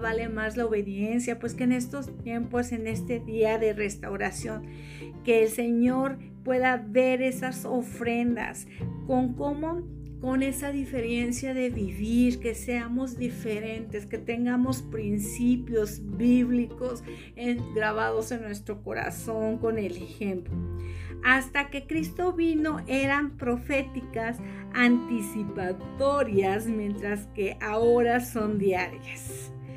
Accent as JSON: {"language": "Spanish", "country": "Mexico", "said": "como buen, como buen mexicano"}